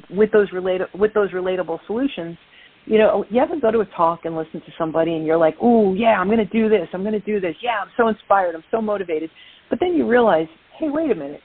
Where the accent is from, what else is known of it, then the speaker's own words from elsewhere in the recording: New York City, New York, United States; accent: Brooklyn; So I am from Brooklyn, New York